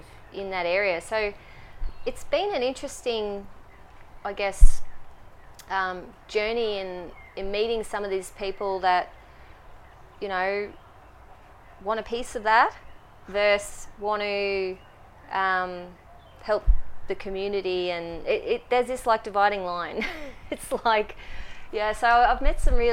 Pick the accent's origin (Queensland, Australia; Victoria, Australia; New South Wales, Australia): Queensland, Australia; Brisbane; moved away as an adult; now in Melbourne, Australia; I'm from Brisbane, I moved from Brisbane about 18 months ago